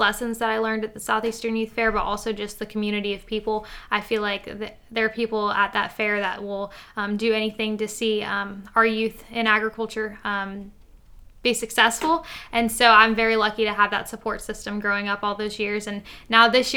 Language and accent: English; Marion County, Florida, United States; I'm from Marion County, Florida